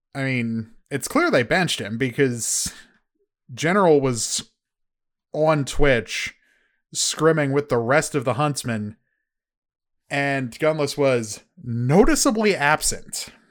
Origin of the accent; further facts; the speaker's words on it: United States; I'm I'm American